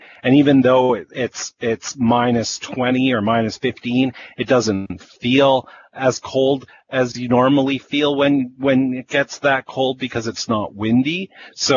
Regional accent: Winnipeg, Manitoba, Canada; growing up in Winnipeg

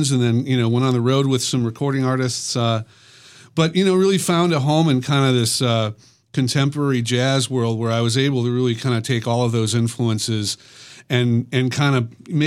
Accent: Chicago, Illinois, United States; now in Minneapolis, United States; living in, in, in kind of growing up in Chicago

